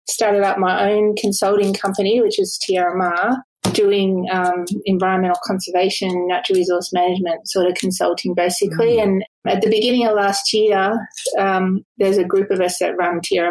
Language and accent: English; Sydney, New South Wales, Australia; I grew up not very far from where I live now, about 5 minutes from here